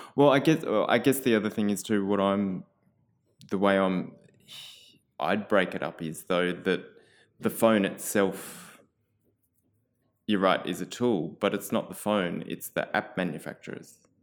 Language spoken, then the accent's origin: English; Canberra, Australian Capital Territory, Australia; so I grew up in Canberra.